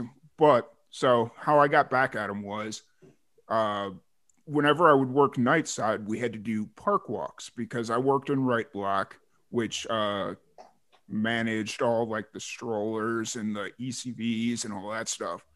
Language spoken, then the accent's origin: English; Lansing, Illinois, United States; moved away; I lived in Lansing, Illinois for majority of my life